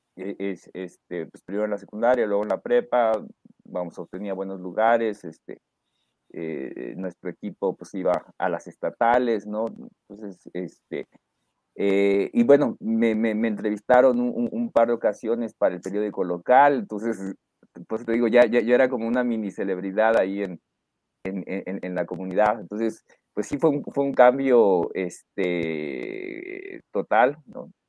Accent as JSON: {"language": "Spanish", "town": "Reynosa", "region": "Tamaulipas", "country": "Mexico", "tie": "born or raised there", "also_born_or_lived": "Mexico City", "said": "yo nací en la Ciudad de México, pero me crié en Reynosa. Eh, Tamaulipas"}